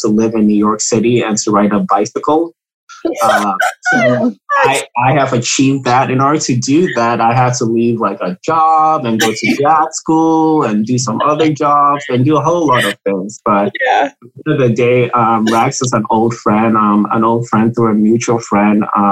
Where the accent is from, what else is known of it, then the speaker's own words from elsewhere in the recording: Ghana; I'm from Ghana